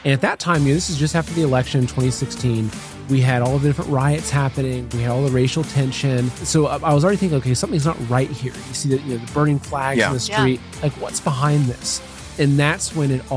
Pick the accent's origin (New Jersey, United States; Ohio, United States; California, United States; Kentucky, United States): Ohio, United States; Plain City; moved away as an adult; also born or lived in New York City; now in Ohio, United States; I grew up in Ohio, countryside of Ohio. It was a little town called Plain City.